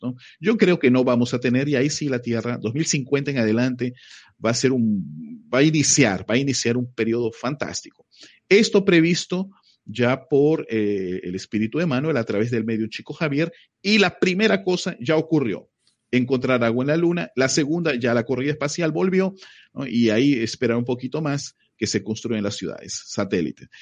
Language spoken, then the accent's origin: Spanish; Peru; moved away as an adult; now in Brazil; yo soy peruano. Eh, yo vivo en Brasil ya 23 años.